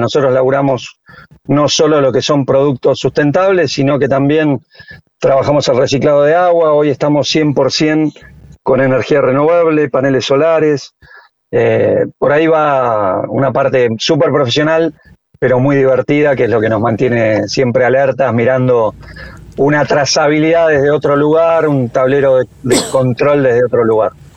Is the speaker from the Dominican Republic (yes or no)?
no; General Las Heras, Buenos Aires Province, Argentina; acá en mi pueblo, en general Las eras